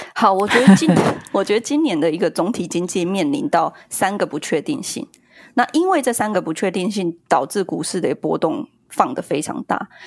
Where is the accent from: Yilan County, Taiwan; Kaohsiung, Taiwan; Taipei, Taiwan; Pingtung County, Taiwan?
Yilan County, Taiwan; Yilan; 三个小孩，在宜兰，那个时候我们是，我们是宜兰人